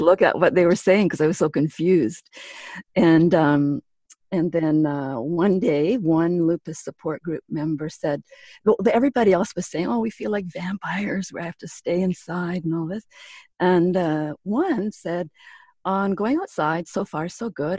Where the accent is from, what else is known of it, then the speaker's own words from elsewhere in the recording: Pine Falls, Manitoba, Canada; moved away; my hometown, which is Pine Falls, Manitoba